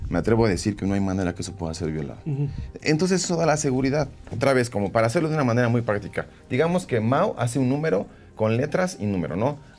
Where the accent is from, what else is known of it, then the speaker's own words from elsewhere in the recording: Mexico City, Mexico; Como buenos chilangos